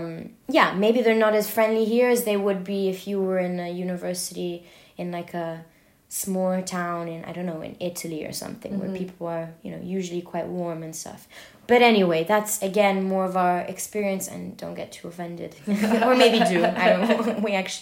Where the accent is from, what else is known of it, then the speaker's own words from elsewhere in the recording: London, United Kingdom; moved away as an adult; now in Paris, France; I grew up in London.